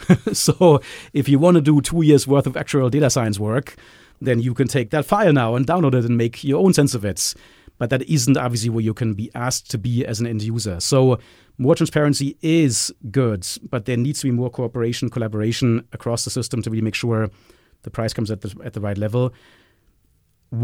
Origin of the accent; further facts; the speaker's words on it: Germany; accent: German; English is a second language; I can say this with my German accent.